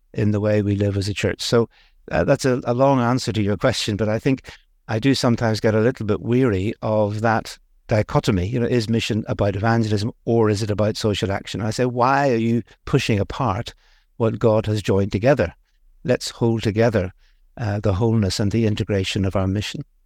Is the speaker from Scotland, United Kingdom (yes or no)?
no; Belfast, Northern Ireland, United Kingdom; accent: Northern Irish; moved away; also born or lived in India; the bit of the accent comes from Northern Ireland. I grew up in Belfast, a Belfast boy, really